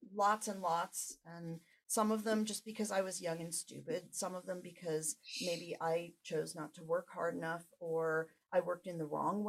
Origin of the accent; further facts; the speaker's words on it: Langhorne, Pennsylvania, United States; And now in my hometown, I did not experience that at all. It was an incredibly supportive environment.